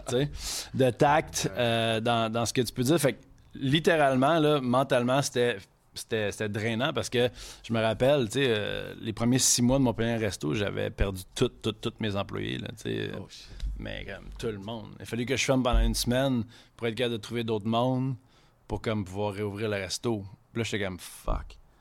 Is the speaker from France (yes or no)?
no; Quebec City, Quebec, Canada; first language French; on vient de Québec, mais ma mère est anglophone